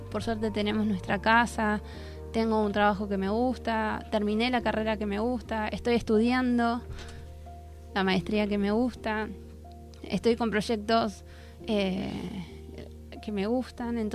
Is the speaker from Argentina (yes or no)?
yes; Argentina; porque nosotros como Argentina, en el, desfile de apertura, éramos el segundo país